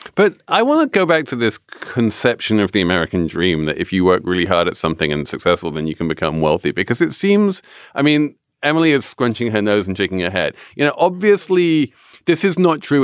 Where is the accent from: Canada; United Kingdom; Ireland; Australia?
United Kingdom; England; moved away; as an Englishman